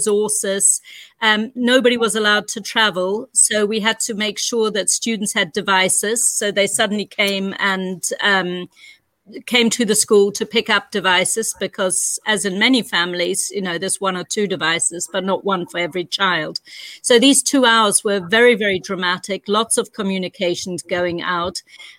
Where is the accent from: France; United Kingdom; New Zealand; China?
New Zealand; accent: New Zealand; moved away as an adult; also born or lived in Hamburg, Germany / Vienna, Austria / Zurich, Switzerland / Panama; now in Bergen, Norway; As you can probably hear by my accent, I come from New Zealand